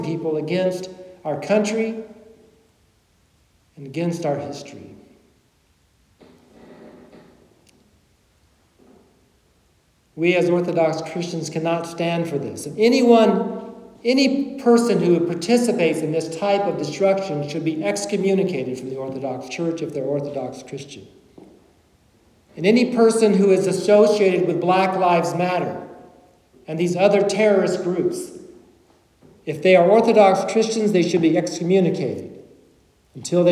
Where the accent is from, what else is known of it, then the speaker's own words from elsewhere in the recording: Kentucky, United States; when I was a little boy growing up in Kentucky